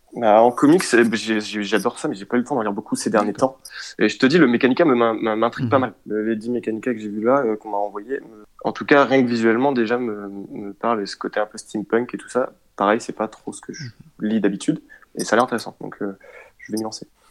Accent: Rennes, Brittany, France; je suis de Rennes

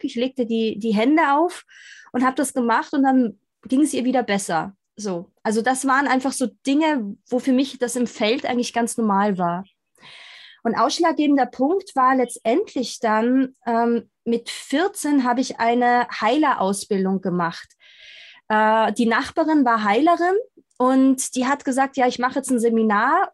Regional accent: Austria; ich bin in Österreich groß geworden

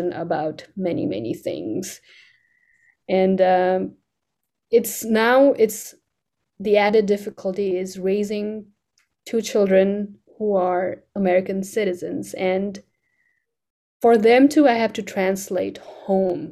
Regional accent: Kathmandu, Bagmati, Nepal; English is a second language; also born or lived in Nebraska; now in United States; in Nepal, when I was growing up, it was a royal family ruling

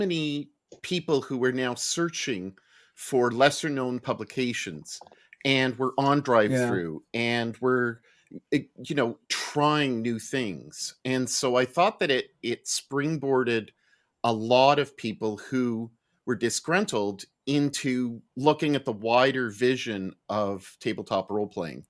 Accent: Montreal, Quebec, Canada; now in Halifax, Canada; I grew up in Montreal

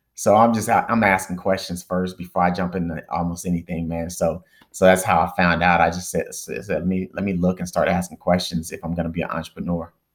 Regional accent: Dallas, Texas, United States; moved away as an adult; also born or lived in Northeast United States; I'm originally from Dallas, Texas

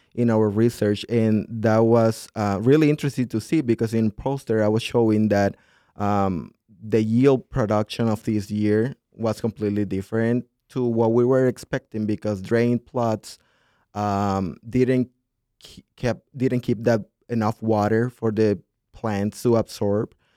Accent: southern Honduras, Honduras; moved away as an adult; now in Minnesota, United States; I grew up in a city that's, um, very well developed for agriculture in this southern part of Honduras

